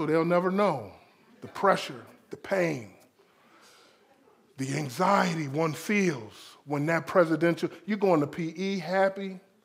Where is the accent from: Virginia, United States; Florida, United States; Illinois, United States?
Florida, United States; South; I'm from South Florida.